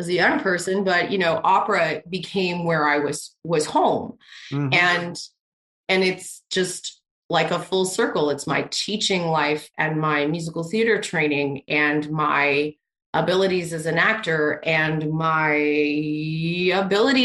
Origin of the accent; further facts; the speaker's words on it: Canada; I'm Canadian